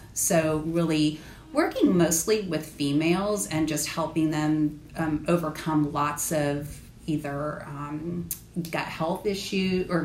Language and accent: English; California, United States; moved away as an adult; now in Charleston, United States; I am originally from California